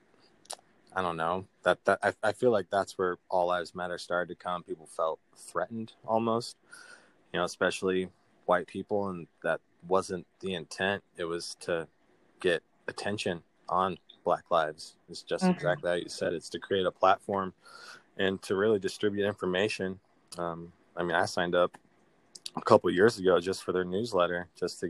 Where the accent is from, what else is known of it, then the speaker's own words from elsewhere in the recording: Montana, United States; also born or lived in Missouri; very proud to be technically a Montanan, even though I was born in Missouri.